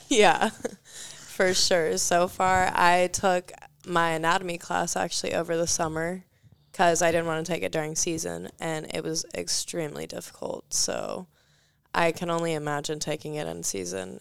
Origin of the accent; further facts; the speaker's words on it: Marietta, Georgia, United States; I came from Marietta, Georgia. It's northwest of Atlanta